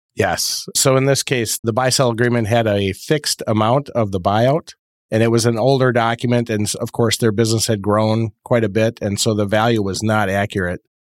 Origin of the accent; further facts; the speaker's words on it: Fond du Lac, Wisconsin, United States; Fond du Lac, Wisconsin